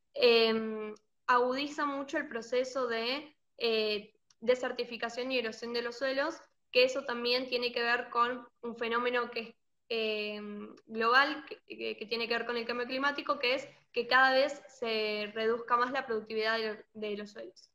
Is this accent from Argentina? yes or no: yes; Argentina; lo que estamos atravesando como Argentina